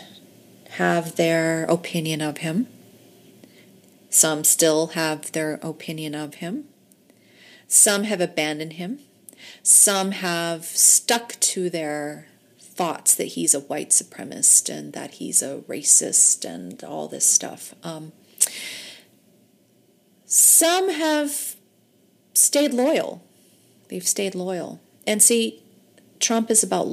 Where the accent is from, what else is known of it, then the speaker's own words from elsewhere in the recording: United States; I'm just an American woman